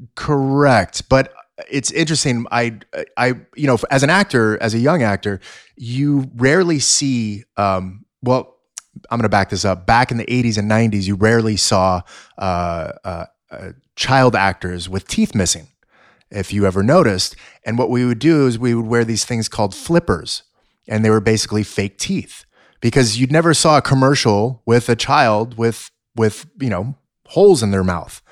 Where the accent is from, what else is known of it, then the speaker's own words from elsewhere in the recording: Los Angeles, California, United States; I was born in Sun Valley, uh, right here in the San Fernando Valley